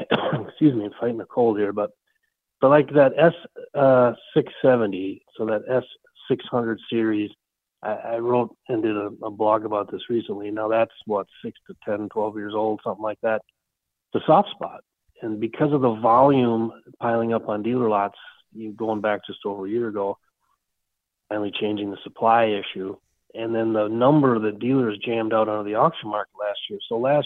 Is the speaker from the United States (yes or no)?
yes; Benson, Minnesota, United States; from my hometown of Benson, Minnesota